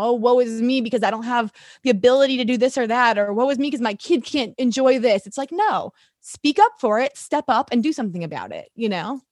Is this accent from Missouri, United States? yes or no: yes; St. Louis, Missouri, United States; moved away as an adult; also born or lived in Texas / Nashville / Atlanta; I'm a St. Louis girl, born and raised